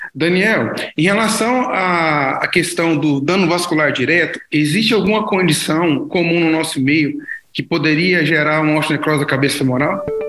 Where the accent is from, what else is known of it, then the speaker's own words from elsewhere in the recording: Goiânia, Goiás, Brazil; sou de Goiânia e trabalho no Hospital das Clínicas da Universidade Federal de Goiás.